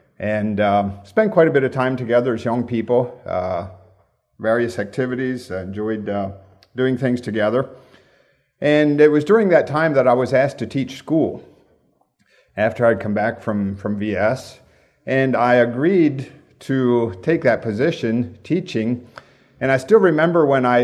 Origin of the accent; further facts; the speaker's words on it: Gettysburg, Pennsylvania, United States; also born or lived in Romania; now in Lancaster County, United States; Grew up in Gettysburg area of Pennsylvania